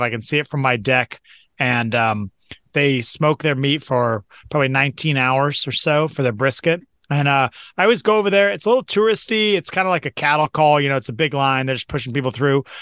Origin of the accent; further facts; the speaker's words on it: Seattle, Washington, United States; growing up in Seattle